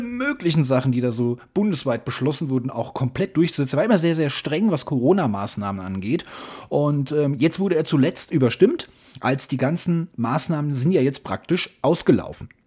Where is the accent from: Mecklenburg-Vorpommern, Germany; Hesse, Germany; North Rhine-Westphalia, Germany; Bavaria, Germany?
Hesse, Germany; ich bin Hesse, lebe in Hessen